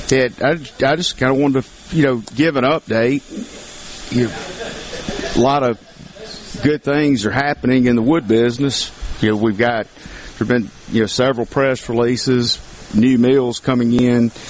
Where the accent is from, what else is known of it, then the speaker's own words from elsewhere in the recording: Mississippi, United States; a great service for my home state of Mississippi.